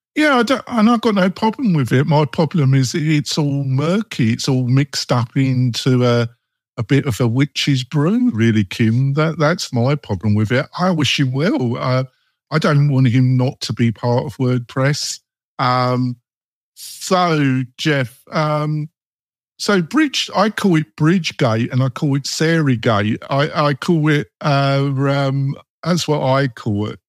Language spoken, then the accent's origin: English; England, United Kingdom; I'm English